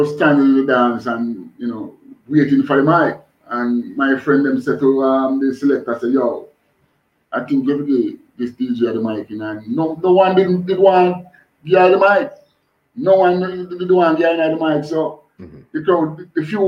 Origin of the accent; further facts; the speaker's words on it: Kingston, Jamaica; I grew up in a place named Waterhouse, you know. Born and grew in a Waterhouse